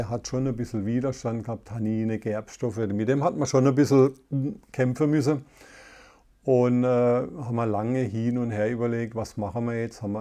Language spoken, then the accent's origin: German; Karlsruhe, Baden-Württemberg, Germany; Karlsruhe Umgebung. Und gerade die Umgebung ist ja extrem toll. Wir haben Elsass, Frankreich